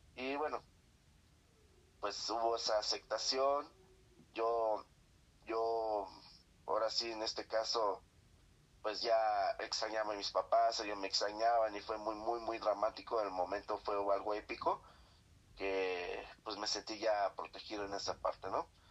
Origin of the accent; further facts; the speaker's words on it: Guerrero, Mexico; moved away; also born or lived in Mexico City; yo me salí de las, del estado de Guerrero por estudiar un mejor, en una mejor escuela